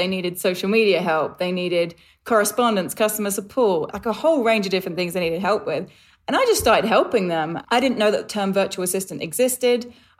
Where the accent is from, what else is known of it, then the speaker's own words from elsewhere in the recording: London, United Kingdom; It's actually England. I'm a Londoner. I haven't lived at home in 13 years and I feel like it's probably changed with the travel.